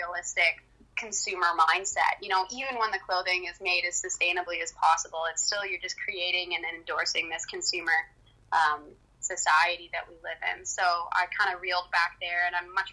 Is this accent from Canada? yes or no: yes; Canada; I'm Canadian, so I saw what was happening in my own backyard, essentially, in my own country